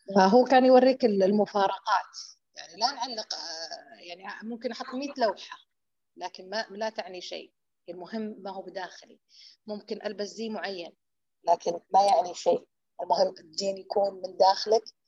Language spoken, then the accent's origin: Arabic; Hejaz, Saudi Arabia; عندنا بالحجاز